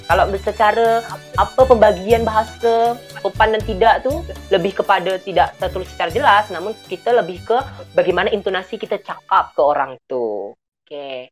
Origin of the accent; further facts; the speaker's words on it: Pontianak, West Kalimantan, Indonesia; accent: Pontianak Malay; saya nih sekarang gunakan bahasa Melayu Pontianak, dialek Pontianak